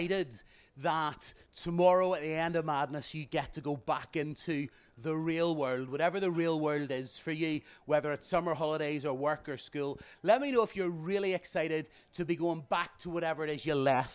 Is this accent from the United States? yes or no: no; Bangor, Northern Ireland, United Kingdom; I'm from Bangor